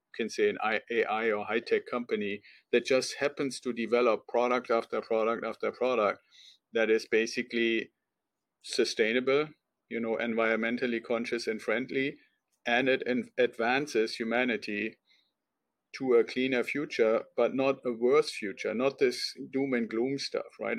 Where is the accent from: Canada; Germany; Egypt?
Germany; now in United States; I'm originally from Germany, and when I came over to the United States